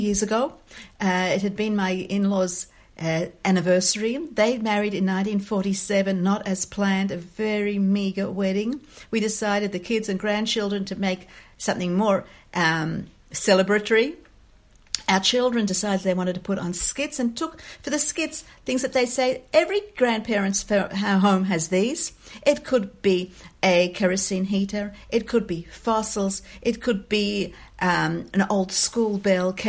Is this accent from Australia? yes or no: yes; Australia; moved away as an adult; now in Israel; I'm Australian born and bred